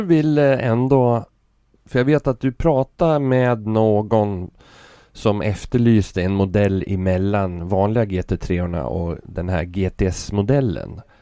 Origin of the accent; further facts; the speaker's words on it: Sweden; vi är från Sverige